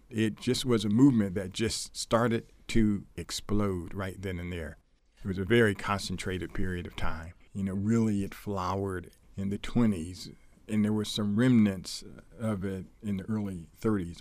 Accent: Columbus, Ohio, United States; moved away; Columbus, Ohio, which is my hometown

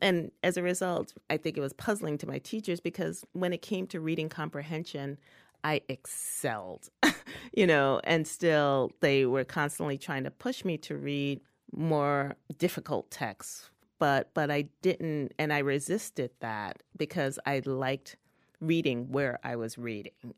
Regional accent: New York, United States; also born or lived in the South (US); I grew up in New York

